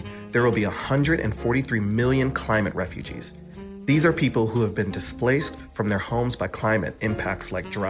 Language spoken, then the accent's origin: English; Los Angeles, California, United States; I'm from Los Angeles.